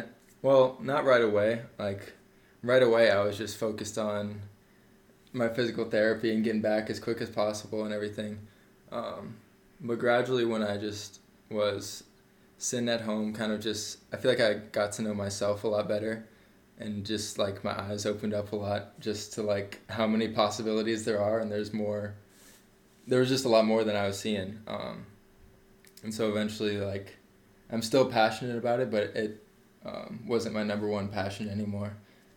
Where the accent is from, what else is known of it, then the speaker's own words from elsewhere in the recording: Des Moines, Iowa, United States; I was born and raised in Des Moines. I've lived in West Des Moines all my life.